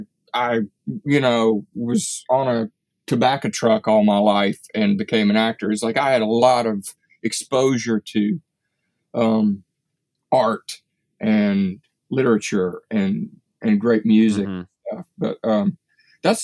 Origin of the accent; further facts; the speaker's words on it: Appalachia, United States; I grew up in a little Appalachian town, but so in many ways, I'm kind of a Highlander